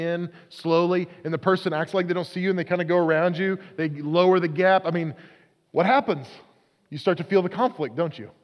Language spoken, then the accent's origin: English; Oklahoma, United States; I grew up in Oklahoma.